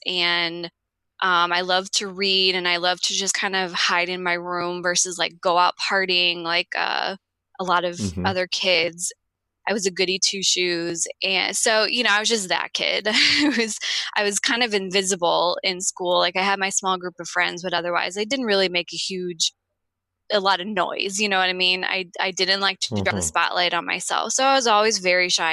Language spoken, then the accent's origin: English; St. Louis, Missouri, United States; I grew up in St. Louis, Missouri.